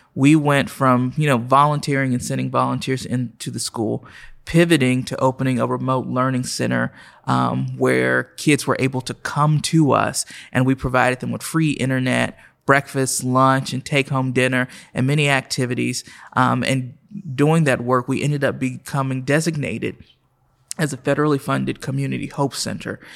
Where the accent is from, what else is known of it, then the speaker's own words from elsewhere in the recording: Oklahoma City, Oklahoma, United States; moved away as an adult; also born or lived in Miami, Florida / Nashville, Tennessee; I was born and raised right here in Oklahoma City